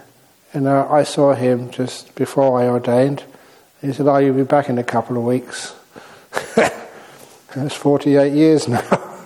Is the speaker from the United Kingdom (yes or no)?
yes; England, United Kingdom; moved away as an adult; also born or lived in Thailand; I was born in England